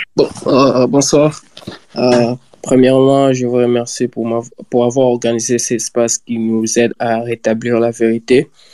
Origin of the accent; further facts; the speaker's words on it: DR Congo; nous tous en tant que Congolais